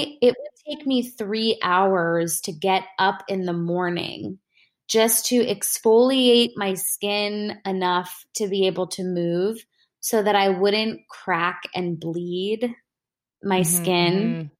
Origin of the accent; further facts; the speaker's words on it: India; And I'm an Indian woman, you know, my parents, like, they're not against, you know, medications and stuff just in general